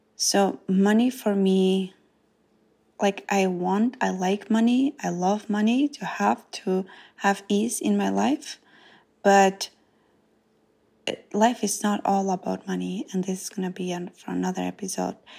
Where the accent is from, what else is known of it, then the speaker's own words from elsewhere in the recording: North Macedonia; English is a second language; moved away as an adult; now in United States; I grew up in Macedonia in a small village called Zhytosia, and I moved to United States When I was twenty years old